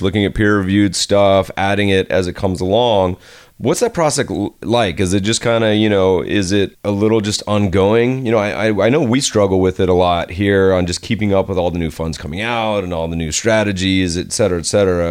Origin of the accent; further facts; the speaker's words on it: Winston-Salem, North Carolina, United States; now in Los Angeles, United States; locally here in Los Angeles and even my hometown, Winston-Salem